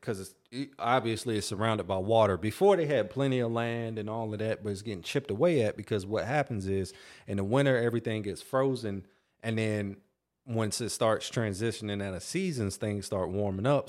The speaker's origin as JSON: {"language": "English", "region": "North Carolina", "country": "United States", "tie": "born or raised there", "said": "I grew up in North Carolina"}